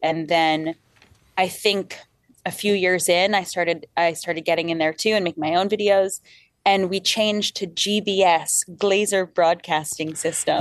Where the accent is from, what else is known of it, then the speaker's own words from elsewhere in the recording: Long Island, New York, United States; we grew up on Long Island